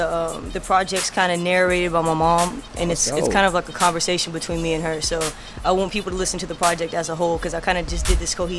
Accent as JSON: {"language": "English", "region": "Mississippi", "country": "United States", "moved": "yes", "said": "I'm from Mississippi, you know?"}